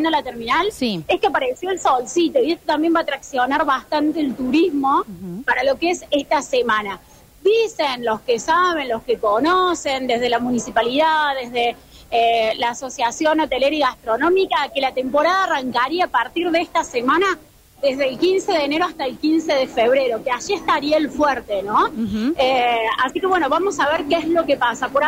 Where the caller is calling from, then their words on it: Villa Carlos Paz, Córdoba, Argentina; Les cuento que estoy en la terminal eh, de colectivos, la terminal de ómnibus de Villa Carlos Paz.